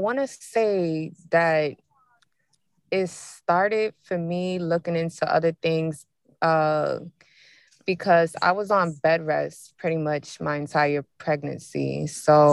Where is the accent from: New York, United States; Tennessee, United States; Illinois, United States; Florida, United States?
New York, United States; moved away as an adult; now in New Jersey, United States; I'm from New York, currently living in New Jersey